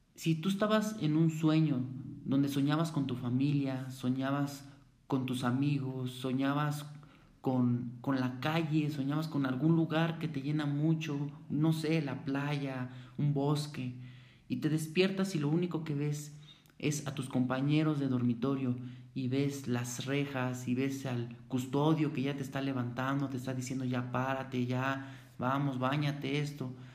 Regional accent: Mexico City, Mexico; Yo soy de la Ciudad de México, soy de una colonia. La colonia se llama Santa María la Ribera

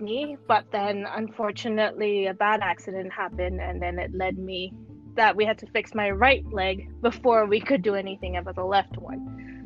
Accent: Hong Kong; also born or lived in Switzerland / France / Paris; I'm born and raised in Hong Kong

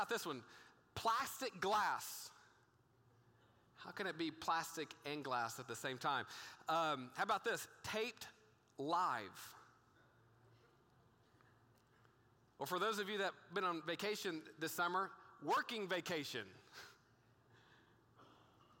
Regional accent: Texas, United States; I grew up in a small town in Texas

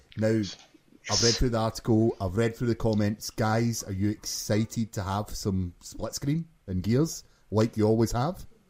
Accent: Glasgow, Scotland, United Kingdom; from Glasgow, Scotland, as you can probably tell by my accent.

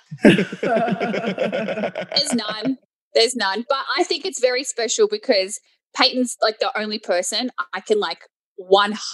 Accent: Sydney, New South Wales, Australia; moved away; we are both from Sydney, Australia, and we're both from Campbelltown, so like the same suburb. And we went to the same high school

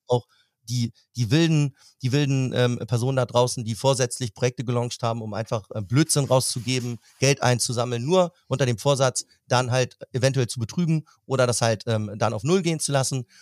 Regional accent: Hamburg, Germany; now in Berlin, Germany; meine Heimat. Bin gebürtiger Hamburger.

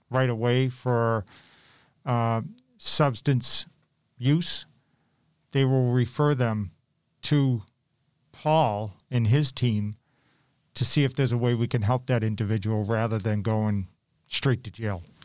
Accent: Malden, Massachusetts, United States; Malden High School that I knew I wanted to be mayor of my hometown one day

